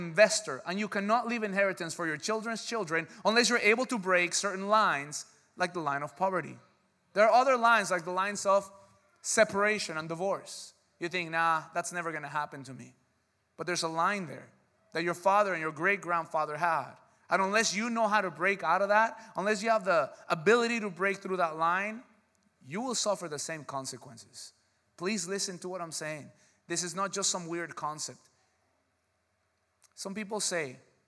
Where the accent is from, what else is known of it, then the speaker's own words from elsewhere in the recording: United States; because we're American